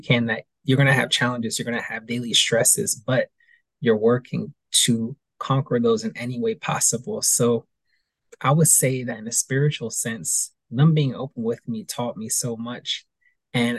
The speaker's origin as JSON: {"language": "English", "region": "East Coast", "country": "United States", "tie": "born or raised there", "said": "growing up in a school system on the East Coast"}